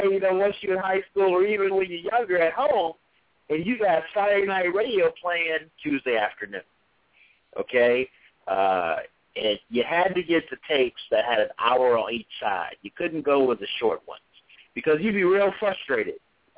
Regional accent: Kalamazoo, Michigan, United States; I grew up in Kalamazoo, Michigan

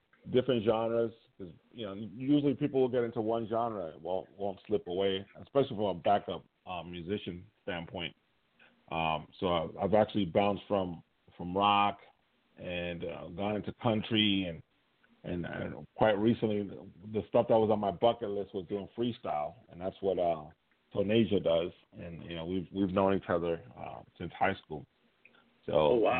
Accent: New York, United States; also born or lived in Puerto Rico; now in Fredericksburg, United States; I'm actually from New York originally. Well, actually from Puerto Rico. Then New York. But I reside currently in Virginia now

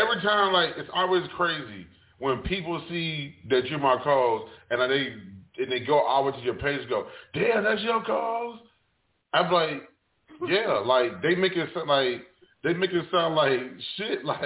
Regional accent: New Jersey, United States; moved away; I'm originally from Jersey

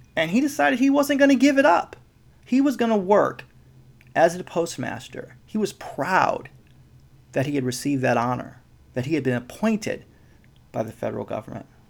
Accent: Midwest, United States; now in West Coast, United States; I was born in the Midwest. I'm living on the West Coast

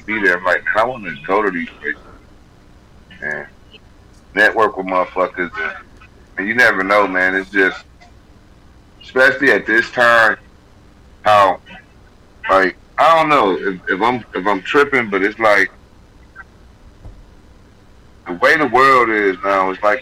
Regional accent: Grand Rapids, Michigan, United States; Grand Rapids, my hometown

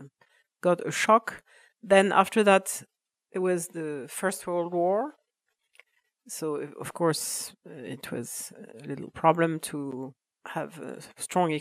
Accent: Savennières, Pays de la Loire, France; English is a second language; since I am from Savennières

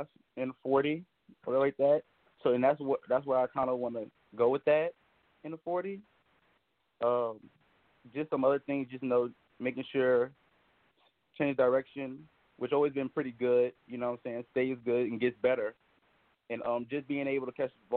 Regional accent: New Orleans, Louisiana, United States; I'm from New Orleans, Louisiana, so I grew up, you know, watching and liking the Saints

